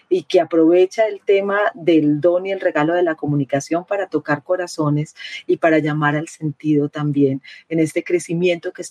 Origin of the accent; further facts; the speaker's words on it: Peru; now in Medellín, Colombia; soy una periodista peruana, colombiana, que vive en Medellín